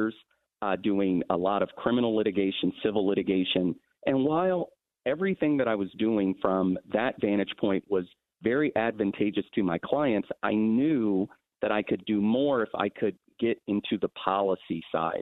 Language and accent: English; Columbus, Ohio, United States; also born or lived in Los Angeles, California; we moved from Columbus to Los Angeles, California, with no family, no safety net. And that's the period of time, probably from the age of 6 to maybe 8. We came back to Columbus when I was about 10